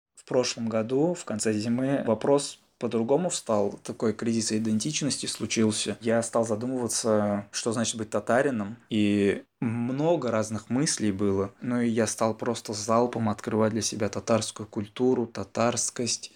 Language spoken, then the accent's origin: Russian; Bashkortostan, Russia; Я татарин, я родился в татарской семье. Сам я из Башкортостана